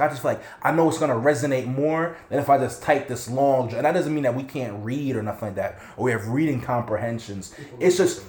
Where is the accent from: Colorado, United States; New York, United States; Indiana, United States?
New York, United States; New York City; growing up in the United States, in New York City